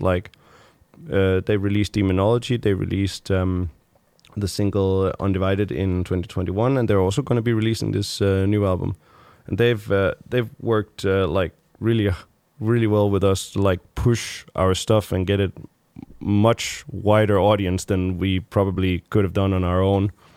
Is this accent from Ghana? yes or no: no; Frederikshavn, North Denmark Region, Denmark; moved away; I grew up there for, like, the first, uh, many years of my life